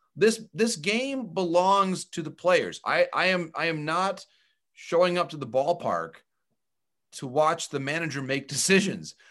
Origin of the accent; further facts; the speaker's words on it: Michigan, United States; I grew up in Michigan as a fan of the Tigers as a kid.